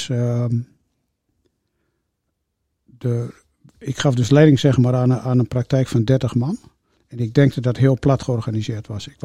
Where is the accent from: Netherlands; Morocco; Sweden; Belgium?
Netherlands; Overijssel; Ik kom uit Twente.